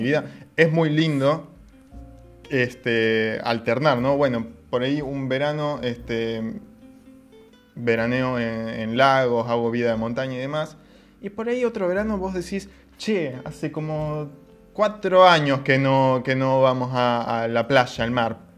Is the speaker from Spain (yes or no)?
no; Patagonia, Argentina; los que somos este, bambis patagónicos